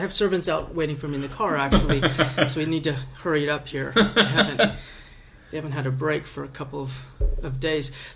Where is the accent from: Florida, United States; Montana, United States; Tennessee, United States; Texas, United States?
Montana, United States; I'm a kid from Montana. Grew up in a little town in Montana.